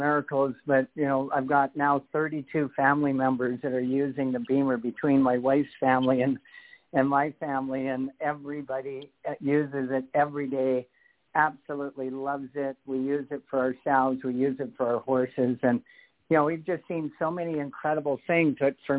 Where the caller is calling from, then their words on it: Canada; calling from Canada.